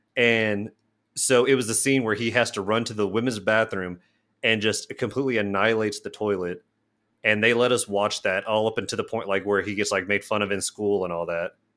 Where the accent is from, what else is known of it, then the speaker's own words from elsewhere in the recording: Midwest, United States; as a Midwesterner